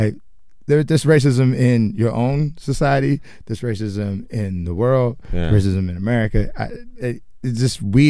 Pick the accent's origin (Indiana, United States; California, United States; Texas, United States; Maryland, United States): Indiana, United States; I'm from Indiana